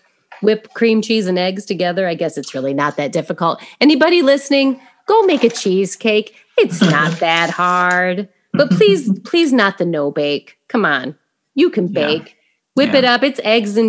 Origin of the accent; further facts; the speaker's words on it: Indiana, United States; I'm from Indiana. We say pop.